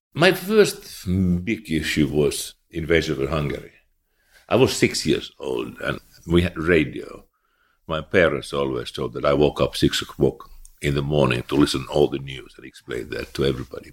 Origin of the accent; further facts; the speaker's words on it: Eastern Finland, Finland; I was born in eastern Finland.